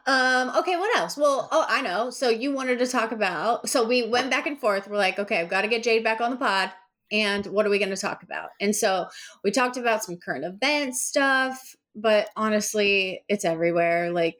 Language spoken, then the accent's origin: English; Iowa, United States; born or raised there